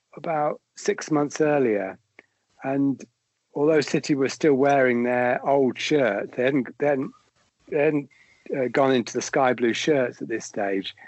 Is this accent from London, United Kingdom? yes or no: no; Leamington Spa, West Midlands, United Kingdom; I grew up in Leamington